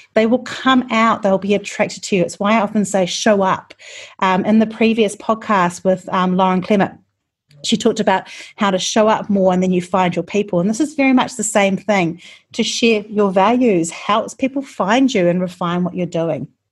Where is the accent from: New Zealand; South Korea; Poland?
New Zealand; I'm from New Zealand